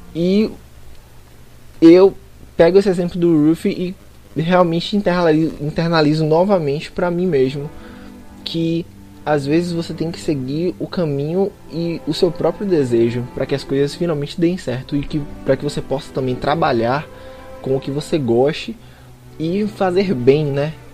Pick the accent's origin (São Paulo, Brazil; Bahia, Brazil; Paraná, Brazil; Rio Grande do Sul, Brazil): Bahia, Brazil; eu sou baiano